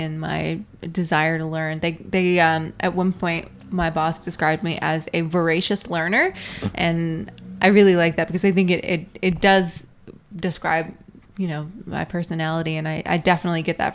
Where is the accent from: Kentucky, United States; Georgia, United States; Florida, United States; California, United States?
Kentucky, United States; I was born in Kentucky in a dry county